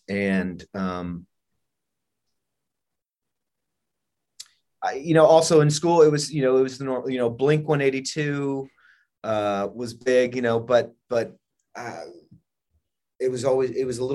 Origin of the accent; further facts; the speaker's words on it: Texas, United States; growing up in Texas